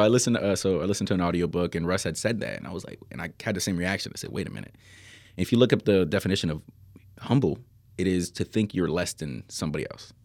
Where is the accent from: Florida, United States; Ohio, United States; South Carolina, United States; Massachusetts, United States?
Florida, United States; Miami; I'm from Miami